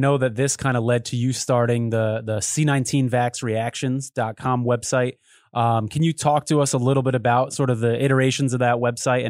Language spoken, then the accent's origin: English; Connecticut, United States; my home state of Connecticut